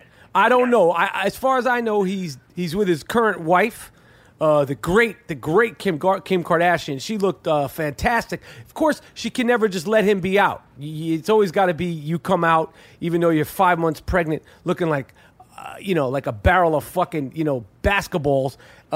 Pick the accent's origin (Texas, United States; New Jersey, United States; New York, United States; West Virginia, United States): New York, United States; This is not new to us. We're from New York.